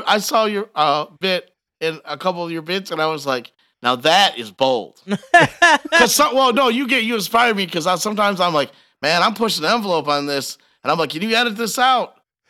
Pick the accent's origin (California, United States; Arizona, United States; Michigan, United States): Michigan, United States; Detroit; I'm from Detroit.